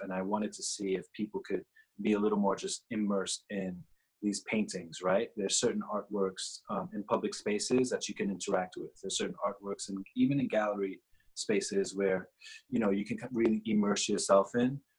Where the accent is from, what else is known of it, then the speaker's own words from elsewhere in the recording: New York, United States; also born or lived in Trinidad; I grew up in New York, was born in Trinidad, um, grew up in New York